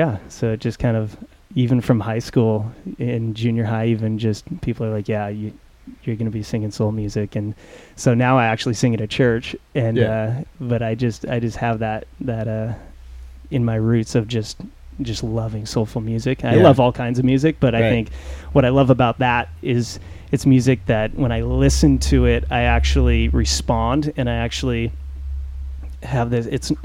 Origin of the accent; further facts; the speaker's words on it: Mission Viejo, California, United States; I was born and raised in Orange County as well, so Mission Viejo, and I am back in Mission Viejo right now